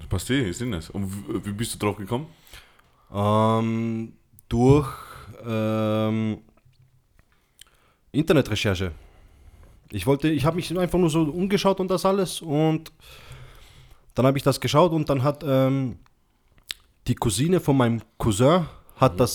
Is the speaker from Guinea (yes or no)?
no; Austria; ich bin Österreicher, Freund.